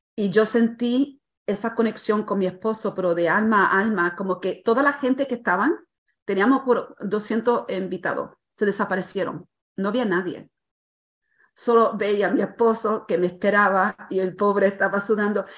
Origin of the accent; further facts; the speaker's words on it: Puerto Rico; a veces soy puertorriqueña